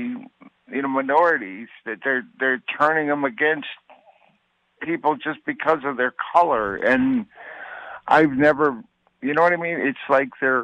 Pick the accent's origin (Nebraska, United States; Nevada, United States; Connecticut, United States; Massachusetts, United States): Connecticut, United States; Plainville; now in New Britain, United States; I grew up in Plainville, and I've had Jamaican, Latino friends all my life